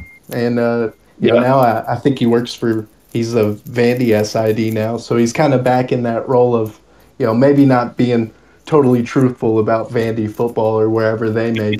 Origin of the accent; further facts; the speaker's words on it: Bowling Green, Kentucky, United States; I've lived in Bowling Green my whole life